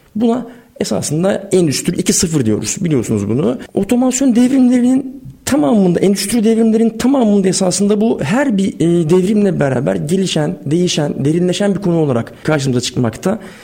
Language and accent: Turkish; Sakarya, Turkey; moved away as an adult; also born or lived in Istanbul; ben bin dokuz yüz yetmiş yedi Sakarya doğumluyum. İlk orta ve lise öğrenimi Sakarya'da geçtikten sonra